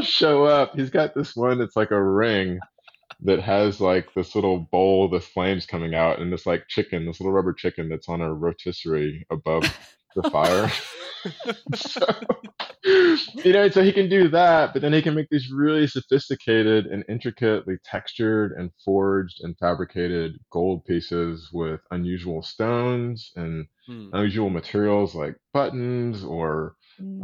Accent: Austin, Texas, United States; moved away; also born or lived in Little Rock, Arkansas; growing up in Austin, Texas

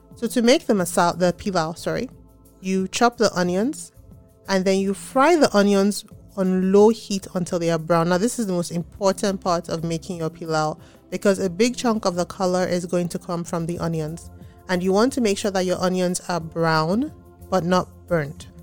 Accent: Nigeria; moved away as an adult; first year Nigerians coming to a different country

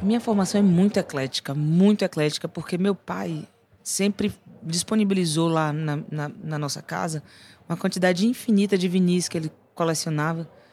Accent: Bahia, Brazil; Porque eu vivi muito a música da Bahia, não só escutei, eu vivi.

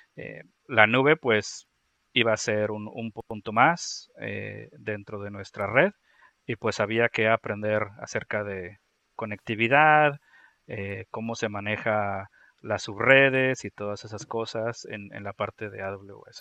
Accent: Monterrey, Nuevo León, Mexico; now in Tennessee, United States; me encuentro en el estado de Tennessee, en Estados Unidos, eh, pero soy originalmente de México, del noreste de México, de, de, Monterrey

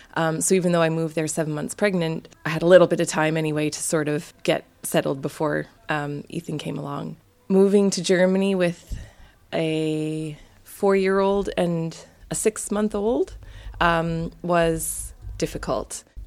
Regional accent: Canada; moved away as an adult; being from a big country like Canada is my family's so spread out

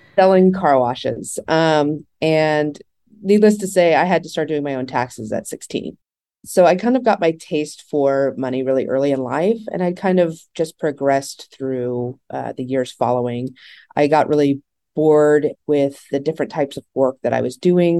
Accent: Texas, United States; I'm from Texas

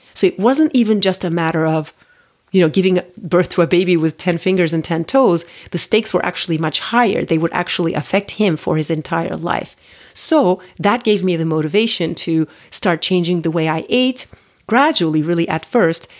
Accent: Turkey; moved away as an adult; also born or lived in United States; now in Paris, France; Well, I grew up in Turkey. I, um, I lived there until I was, you know, I finished high school, and then I moved to the U S to go to college.

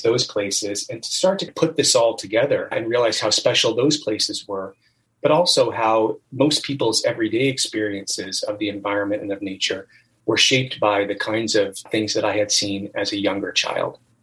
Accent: United States; also born or lived in Hershey, Pennsylvania / Florida; I grew up mostly on the East Coast in Pennsylvania and in Florida

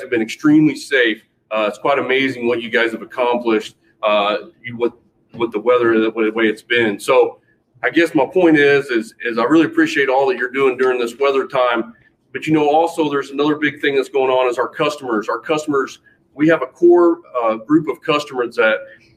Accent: Missouri, United States; moved away as an adult; now in Salt Lake City, United States; I'm from Missouri, and I moved out here about 10 years ago.

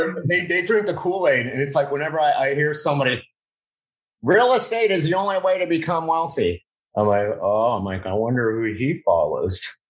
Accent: Miami, Florida, United States; now in Broward County, United States; I'm from Westchester

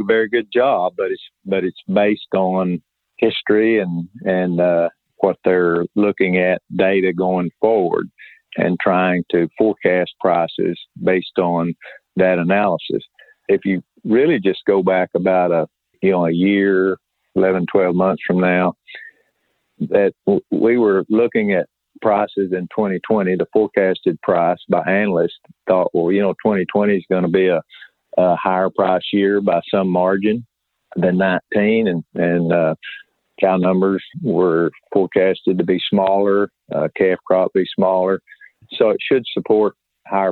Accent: South Central Oklahoma, United States; I was raised in South Central Oklahoma

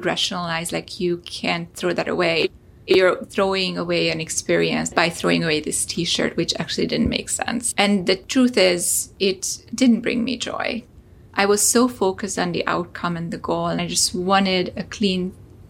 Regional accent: Hungary; moved away; I'm originally from Hungary

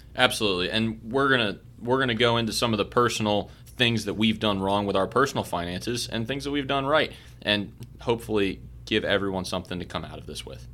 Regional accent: Baltimore, Maryland, United States; moved away as an adult; also born or lived in Kentucky; I was born and raised in Baltimore, Maryland

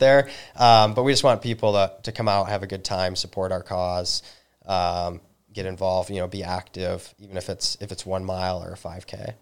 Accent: Northern Michigan, United States; also born or lived in New Zealand; I'm originally from Northern Michigan

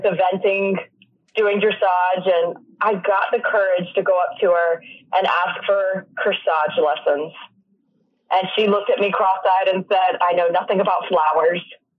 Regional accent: North Carolina, United States; also born or lived in California, United States; I was born in California, then ended up in Eastern North Carolina. Started taking lessons in Newport. A little shout out to Havelock, North Carolina.

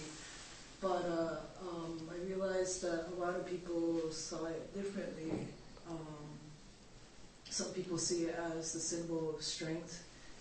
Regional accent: Big Island, Hawaii, United States; I grew up in Hawaii, on Big Island

